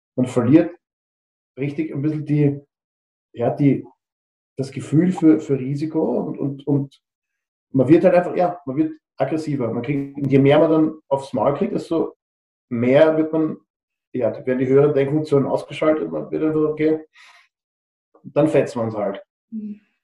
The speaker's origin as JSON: {"language": "German", "country": "Austria", "said": "wie man sagt bei uns in Österreich"}